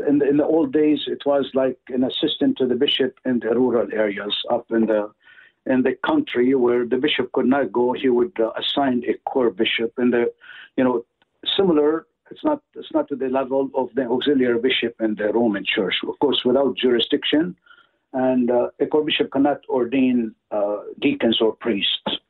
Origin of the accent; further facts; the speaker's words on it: Lebanon; moved away as an adult; also born or lived in New Jersey / Washington, D.C.; now in Minneapolis, United States; I was born in Lebanon, 1962, on January the 6th, to a family of seven